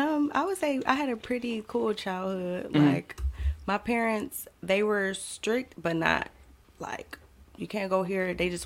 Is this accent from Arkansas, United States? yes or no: no; Pontiac, Michigan, United States; growing up in Pontiac